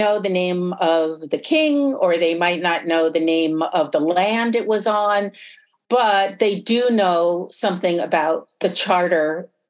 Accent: just north of New York City, United States; And I'm from just north of New York City.

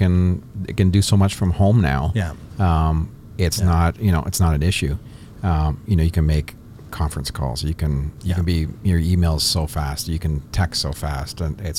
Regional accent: Kitchener, Ontario, Canada; So I grew up in the Kitchener area.

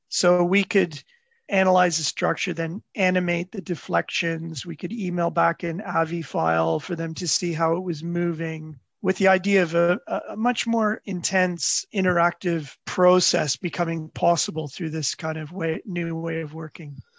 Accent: Toronto, Ontario, Canada; I grew up in Toronto

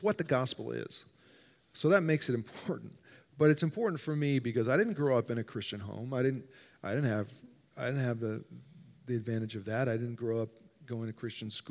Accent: New Jersey, United States; moved away as an adult; now in Illinois, United States; I grew up in New Jersey, and we were in New Jersey for 7 years

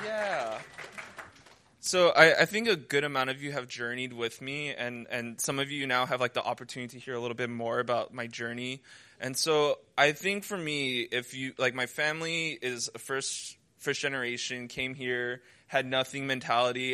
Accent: United States; moved away as an adult; now in China; I'm from America

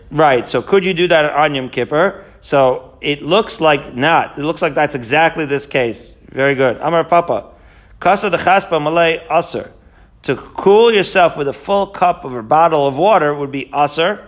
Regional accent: Haifa, Haifa District, Israel; moved away; when I was growing up in Israel in Haifa

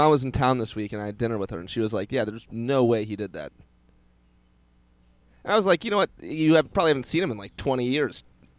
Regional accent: St. Louis, Missouri, United States; I'm from St. Louis.

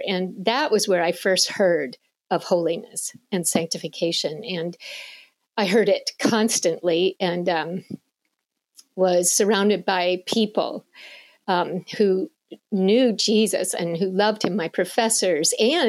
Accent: Michigan, United States; I was raised in Michigan my whole life

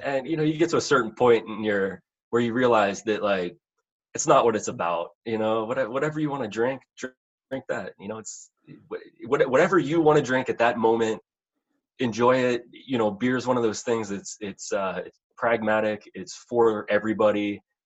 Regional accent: Pittsburgh, Pennsylvania, United States; moved away as an adult; also born or lived in West Virginia; I was born in Pittsburgh, Pennsylvania. Um, so uh, born and raised out in, out in Pennsylvania, and you know, grew up there.

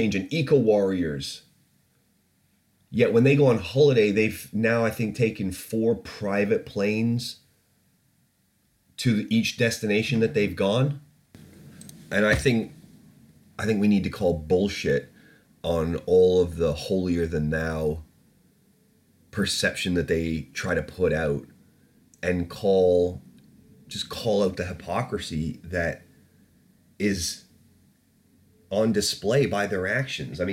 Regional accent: Canada; moved away; also born or lived in England; when I lived in Canada and was growing up

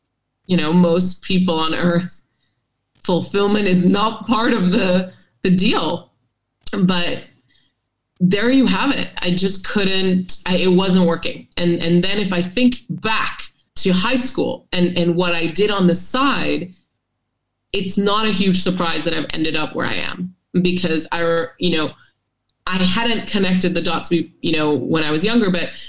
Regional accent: Hong Kong; also born or lived in Singapore; maybe it was growing up in Hong Kong and Singapore, you know, two hugely finance-centered cities.

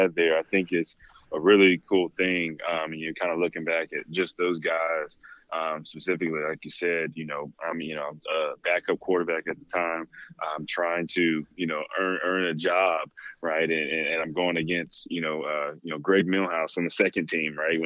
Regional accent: Fayetteville, North Carolina, United States; also born or lived in Cary, North Carolina; I am from Fayetteville and grew up, you know, and moved to Cary in middle school.

